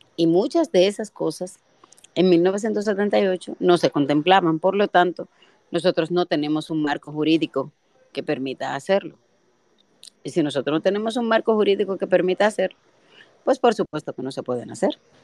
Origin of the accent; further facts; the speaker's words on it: Dominican Republic; nosotros no somos la República Dominicana que era hace 30 años